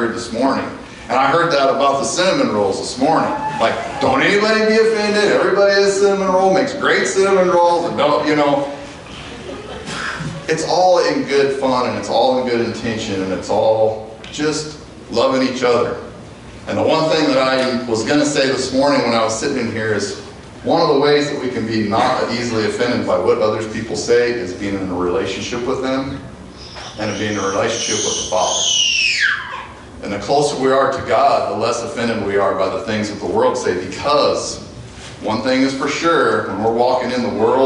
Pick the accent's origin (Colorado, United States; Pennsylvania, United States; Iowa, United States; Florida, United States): Colorado, United States; Ault; I'm from Alt, Colorado